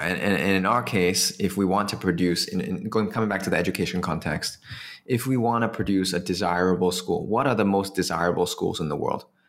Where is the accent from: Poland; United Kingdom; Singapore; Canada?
Singapore; it was easier for me as a Singaporean to do it in Singapore